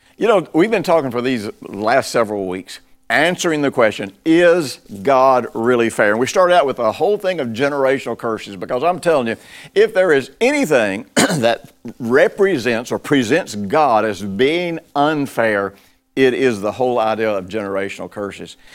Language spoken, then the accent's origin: English; United States; I'm broadcasting this from the United States